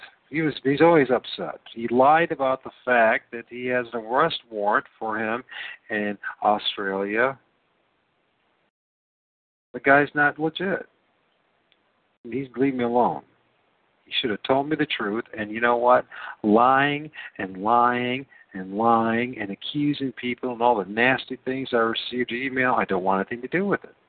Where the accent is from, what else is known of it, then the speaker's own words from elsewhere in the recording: United States; I'm an American